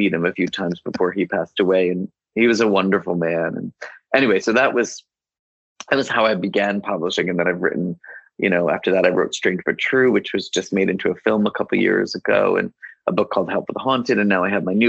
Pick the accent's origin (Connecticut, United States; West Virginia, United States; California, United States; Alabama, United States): Connecticut, United States; I grew up in Connecticut